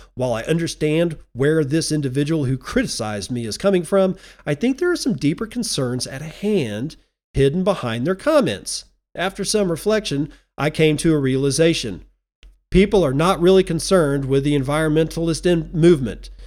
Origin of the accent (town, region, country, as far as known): United States